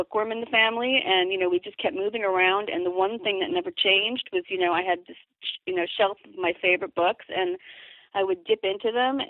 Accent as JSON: {"language": "English", "region": "Midwest", "country": "United States", "tie": "born or raised there", "said": "growing up in the Midwest, after we moved there"}